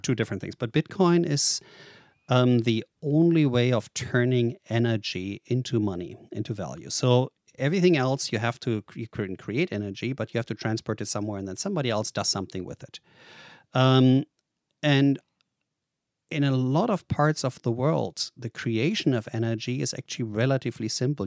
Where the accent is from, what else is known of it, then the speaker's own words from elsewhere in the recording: Germany; English is a second language; moved away as an adult; also born or lived in Boise, Idaho; I'm born and raised in Germany